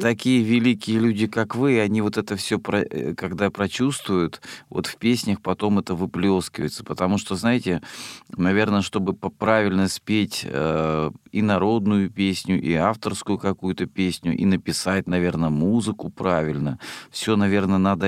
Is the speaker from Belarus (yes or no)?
no; Rostov Oblast, Russia; moved away; я родом из Ростовской области.